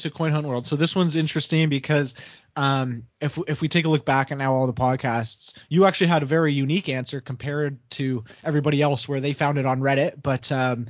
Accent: Canada; Fellow Canadian

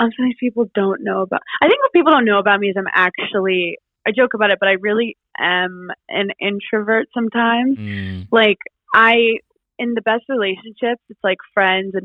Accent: New York City, New York, United States; also born or lived in Queens, New York; I grew up in Brooklyn, New York, Park Slope

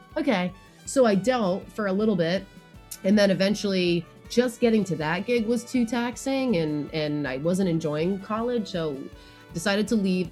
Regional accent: Connecticut, United States; now in Brooklyn, United States; I'm also from Connecticut

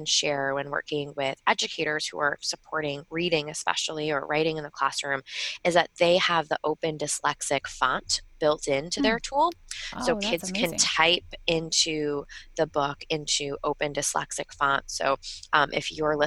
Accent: Long Island, New York, United States; I'm from Long Island, so sometimes I get my vowels a little, you know, a little different

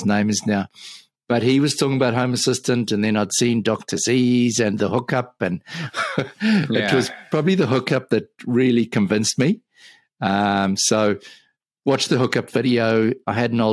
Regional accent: Johannesburg, Gauteng, South Africa; now in Auckland, New Zealand; So I'm currently living in Auckland, New Zealand, but I'm originally from Johannesburg in South Africa

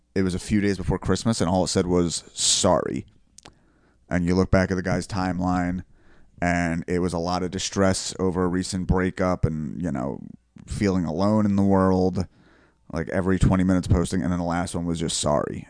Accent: Bellmawr, New Jersey, United States; there's a Southern Philly Belmar, and that is where I am from.

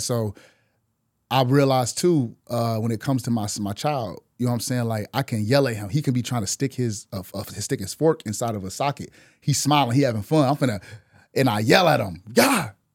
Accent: Milwaukee, Wisconsin, United States; moved away as an adult; now in Atlanta, United States; in Wisconsin, I'm from Milwaukee

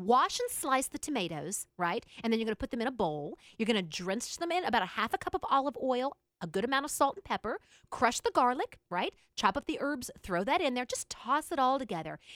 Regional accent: United States; I'm an American woman

